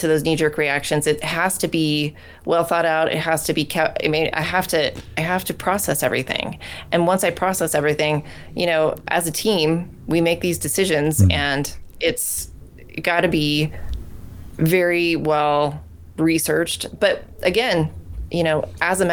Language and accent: English; Bend, Oregon, United States; my hometown of Bend, Oregon